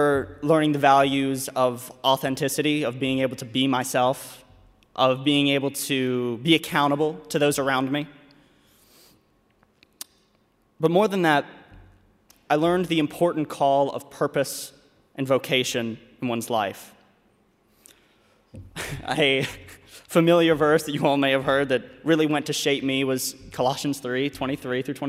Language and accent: English; Louisville, Kentucky, United States; I'm from Louisville, Kentucky, and I am a finance major